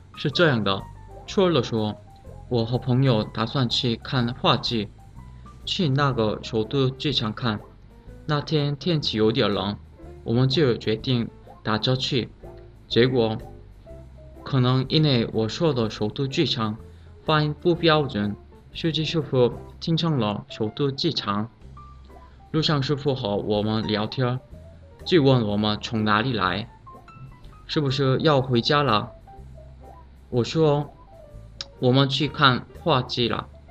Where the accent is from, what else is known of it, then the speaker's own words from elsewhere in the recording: South Korea; Chinese is a second language; now in China; 我是来自韩国的